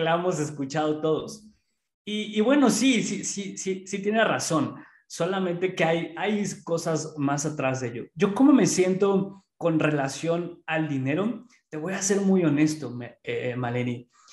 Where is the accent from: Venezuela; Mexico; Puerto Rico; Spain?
Mexico; Pachuca, Hidalgo; aquí en Pachuca, que es de donde yo soy